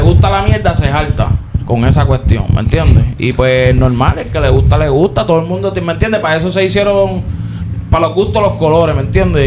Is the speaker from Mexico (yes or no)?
no; Puerto Rico; nosotros somos puertorriqueños